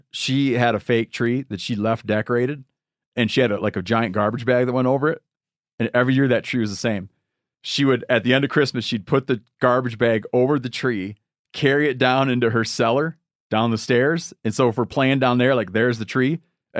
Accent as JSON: {"language": "English", "region": "Michigan", "country": "United States", "tie": "born or raised there", "said": "This guy's in my home state of Michigan, gutting a deer"}